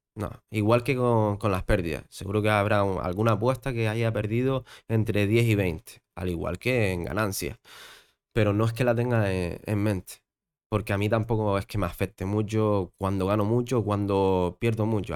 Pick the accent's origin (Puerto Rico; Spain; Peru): Spain; Gran Canaria, Canary Islands; also born or lived in Fuerteventura; yo nací aquí en Gran Canaria, entonces me voy a Gran Canaria porque siempre quise estar aquí